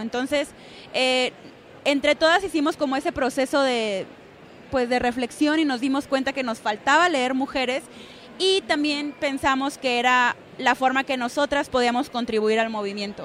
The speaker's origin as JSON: {"language": "Spanish", "country": "Mexico", "said": "somos todas mexicanas, pero todas internacionales"}